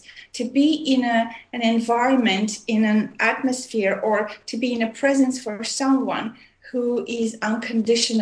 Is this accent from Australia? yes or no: no; Armenia; also born or lived in Montreal, Canada / Oregon, United States / India; now in Vancouver, Canada; I was born in Armenia, which is used to be part of USSR. And I left in 1976, and I moved to Montreal, Canada, and I lived there for many years